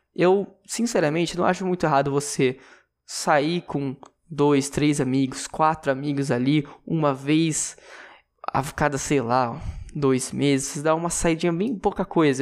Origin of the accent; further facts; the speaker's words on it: interior of São Paulo, Brazil; eu sou de São Paulo, eu sou do interior de São Paulo, na verdade